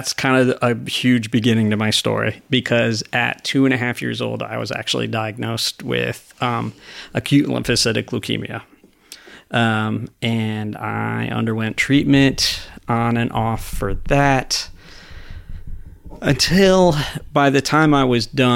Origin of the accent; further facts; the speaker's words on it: Stamford, Connecticut, United States; also born or lived in Norwalk, Connecticut; now in Ocala, United States; I was born in Stamford, Connecticut at Stamford Hospital